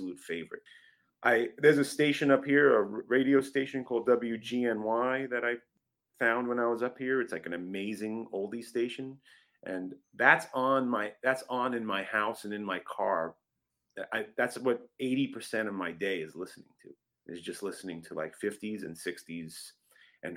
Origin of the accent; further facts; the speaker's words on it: Long Island, New York, United States; also born or lived in Brooklyn; I was born in Brooklyn, but then we moved out to Long Island when I was about 3 years old